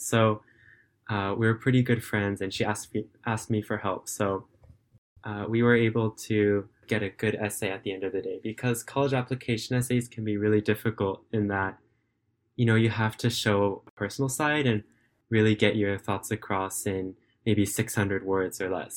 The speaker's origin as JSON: {"language": "English", "region": "California", "country": "United States", "moved": "yes", "lives_now": "Japan", "said": "I'm currently a student and I live in Japan, but I'm originally from California in the United States"}